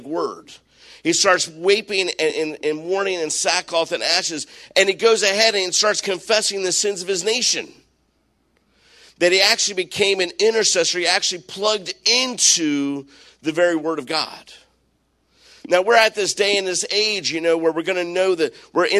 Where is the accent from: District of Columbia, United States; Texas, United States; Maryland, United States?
Maryland, United States; I grew up in Maryland